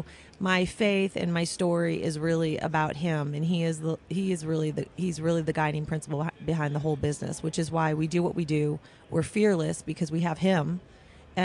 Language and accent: English; Midwest, United States; now in Las Vegas, United States; I'm from the Midwest